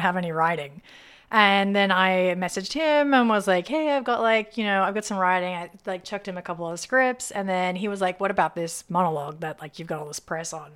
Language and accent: English; Sydney, New South Wales, Australia; moved away as an adult; also born or lived in Pittsburgh, United States; now in Los Angeles, United States; Sydney, Australia is my home